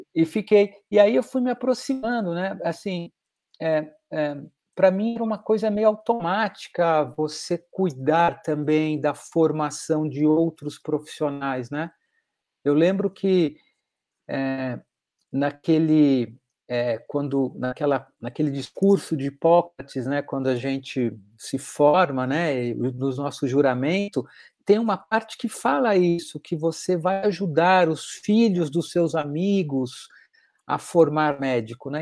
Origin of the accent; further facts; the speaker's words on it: Belo Horizonte, Minas Gerais, Brazil; eu fui criado em Minas Gerais, em Belo Horizonte